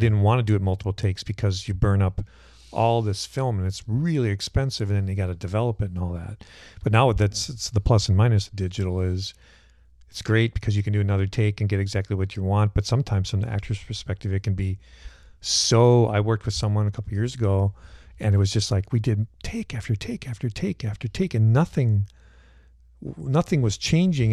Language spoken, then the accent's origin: English; Cannon Falls, Minnesota, United States; I grew up on a hobby farm in Cannon Falls